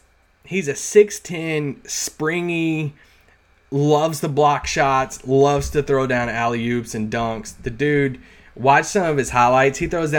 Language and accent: English; Campbellsville, Kentucky, United States; "Man, your number 270, like, that's Campbellsville, Kentucky."